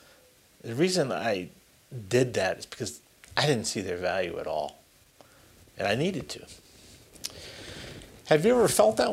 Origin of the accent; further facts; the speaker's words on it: Springfield, Massachusetts, United States; I was born and raised in Springfield